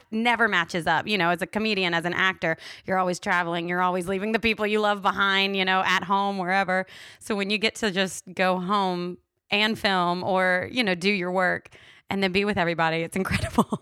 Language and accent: English; Louisiana, United States; moved away as an adult; now in Los Angeles, United States; I'm from Louisiana. We grew up in Mardi Gras